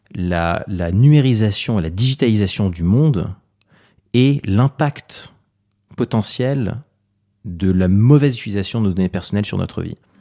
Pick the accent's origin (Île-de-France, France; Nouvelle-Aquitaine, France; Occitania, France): Île-de-France, France; Paris; Je suis né à Paris en 85, j'ai 33 ans aujourd'hui. Euh, mes parents sont d'origine libanaise, ils sont venus en France pendant la guerre